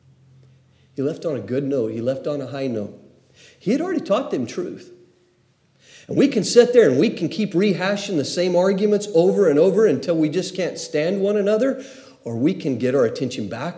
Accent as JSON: {"language": "English", "region": "Oklahoma", "country": "United States", "tie": "born or raised there", "said": "the generation I grew up in Oklahoma"}